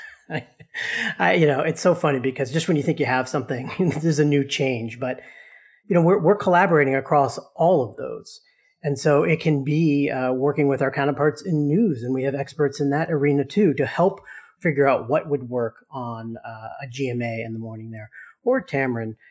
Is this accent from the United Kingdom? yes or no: no; Boston, Massachusetts, United States; growing up in Boston